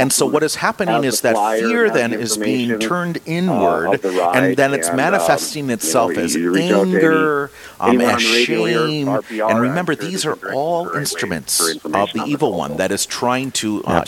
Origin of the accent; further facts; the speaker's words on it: Minnesota, United States; I remember a priest growing up in my home town in southwest Minnesota.